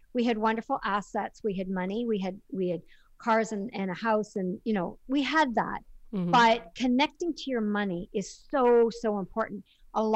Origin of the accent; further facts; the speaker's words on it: Canada; Being Canadian, we don't have Shark Tank